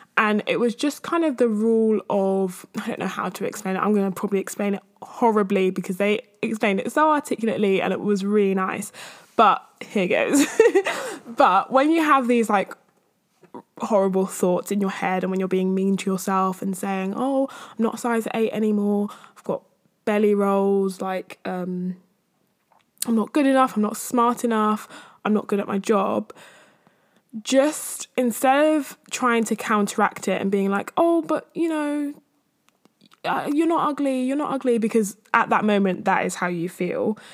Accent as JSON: {"language": "English", "region": "London", "country": "United Kingdom", "said": "I'm from East or North-East or whatever"}